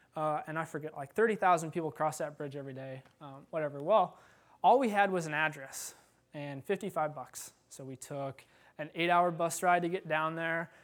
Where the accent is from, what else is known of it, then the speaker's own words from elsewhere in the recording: Iowa, United States; I've had a few bad farm injuries growing up in Iowa